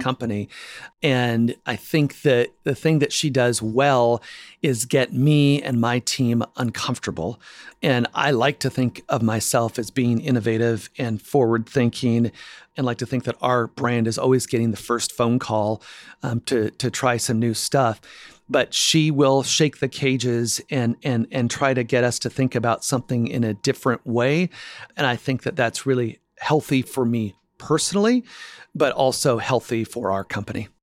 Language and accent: English; Spokane, Washington, United States; born and raised in Spokane, Washington